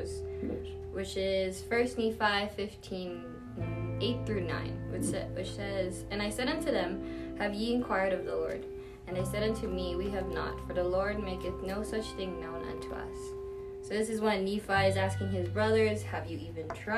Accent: Winnipeg, Manitoba, Canada; moved away; I'm from a lovely cold place called Winnipeg, Canada

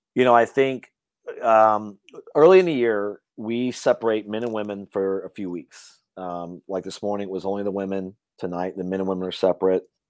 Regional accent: Louisiana, United States; I grew up hunting in Louisiana

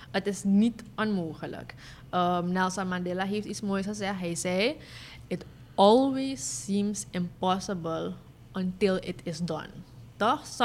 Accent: Suriname; deze vraagstukken hebben heel veel te maken met de uh, grondrechten die wij hebben als Surinamers.

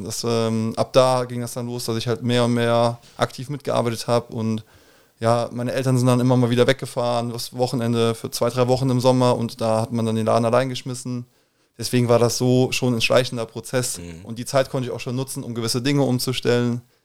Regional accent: Koblenz, Rhineland-Palatinate, Germany; moved away as an adult; ich bin ähm, klassisch gebürtig in Koblenz-Moselweiß. Würde mich auch eher als Moselweiser als als Koblenzer bezeichnen. Aber ähm, genau, also aufgewachsen hier äh, in Koblenz

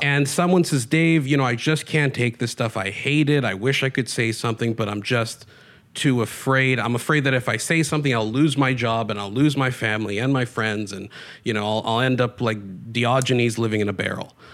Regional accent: Canada

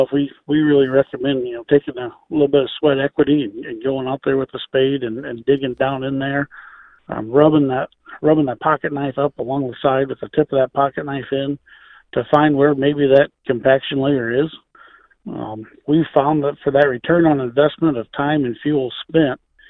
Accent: Illinois, United States; now in Northwest Ohio, United States; on the farm I grew up on in Illinois

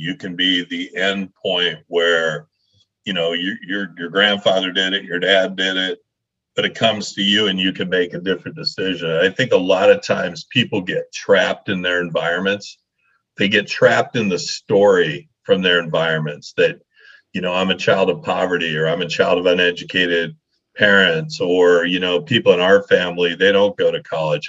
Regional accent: Leadville, Colorado, United States; I grew up in Colorado. I grew up in this little mining town called Leadville, Colorado

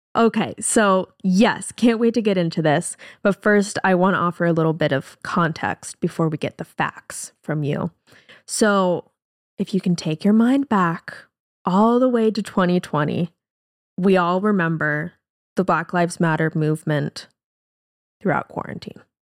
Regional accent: Seattle, Washington, United States; we're from Seattle

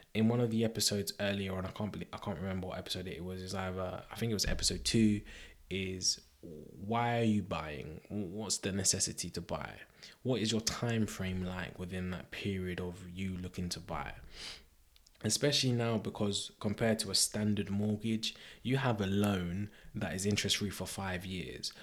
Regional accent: Croydon, London, United Kingdom; Croydon, Croydon is my hometown

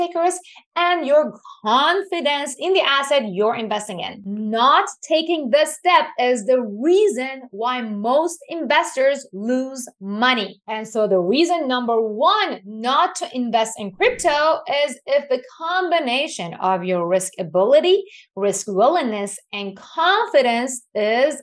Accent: Iran; moved away; I was born and raised in Iran

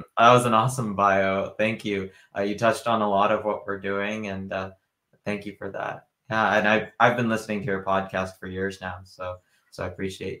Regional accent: the Bay Area, California, United States; now in Wisconsin, United States; I grew up in the Bay Area. I was born in Wisconsin. I live in Wisconsin now. But I've traveled a lot. So I've traveled 45 countries

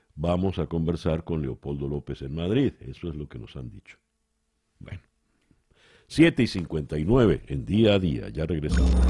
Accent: Venezuela

